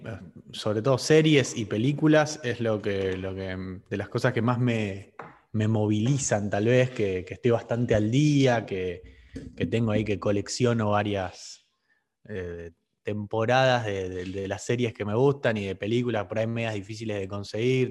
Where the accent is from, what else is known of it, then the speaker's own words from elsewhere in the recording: Argentina; Por ser argentino